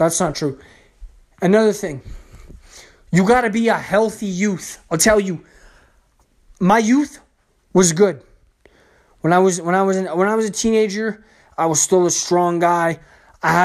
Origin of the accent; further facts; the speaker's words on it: Canada; the province I lived in, because I'm Canadian